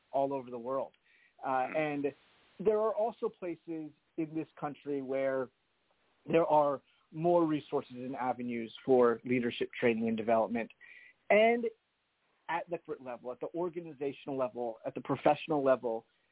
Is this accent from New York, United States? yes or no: no; New Jersey, United States; now in Boston, United States; I was raised in New Jersey